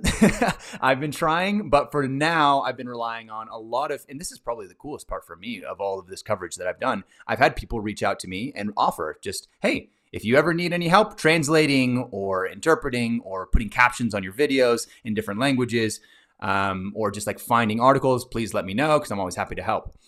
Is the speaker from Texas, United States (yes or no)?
yes; Texas, United States; I'm from Texas